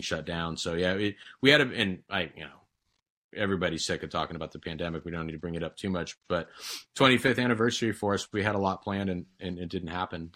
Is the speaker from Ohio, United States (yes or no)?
no; Santa Barbara County, California, United States; we're from Santa Barbara County, that's for sure, and I think it shows